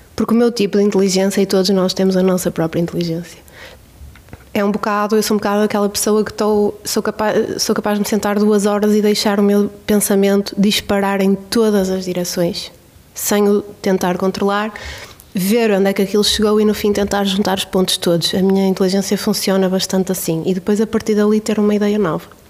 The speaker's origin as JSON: {"language": "Portuguese", "area": "Bairrada", "region": "Centro", "country": "Portugal", "tie": "born or raised there", "said": "Eu cresci numa, numa família, na Bairrada"}